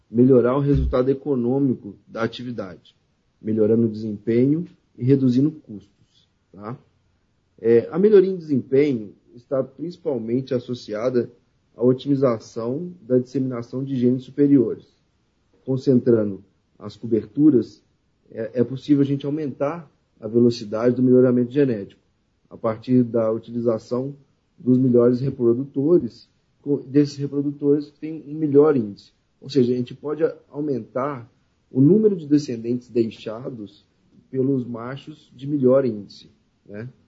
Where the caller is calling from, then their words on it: Belo Horizonte, Minas Gerais, Brazil; Estou falando hoje de Belo Horizonte, Minas Gerais.